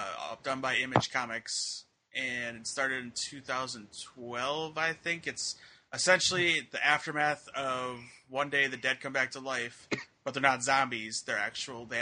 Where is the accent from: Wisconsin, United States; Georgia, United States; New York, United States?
Wisconsin, United States; accent: Wisconsin; my Wisconsin accent